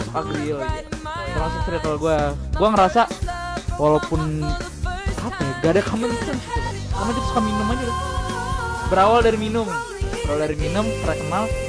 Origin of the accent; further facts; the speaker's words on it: Java, Indonesia; nggak bisa bahasa Jawa walaupun gua orang Jawa